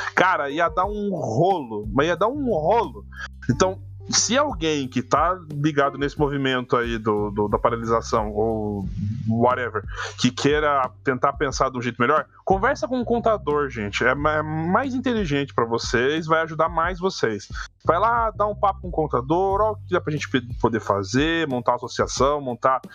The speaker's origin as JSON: {"language": "Portuguese", "region": "Paraná", "country": "Brazil", "said": "eu sou do Paraná"}